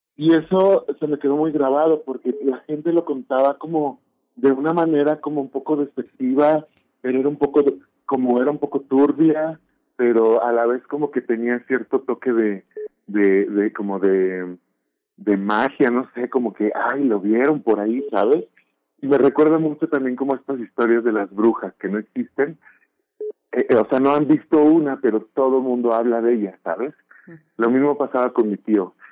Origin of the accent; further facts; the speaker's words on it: Mexico; identidad como mexicana